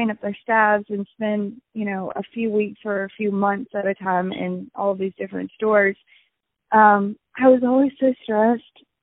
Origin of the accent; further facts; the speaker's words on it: California, United States; born there; Well, um, so I was born in California, um, and when I lived in California, I was back when I was still an only child.